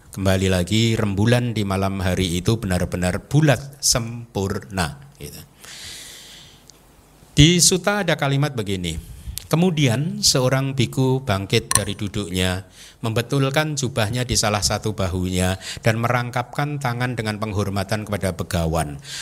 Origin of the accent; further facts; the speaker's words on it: Indonesia; saya baru datang, saya berasal dari Indonesia, saya ingin berlatih di sini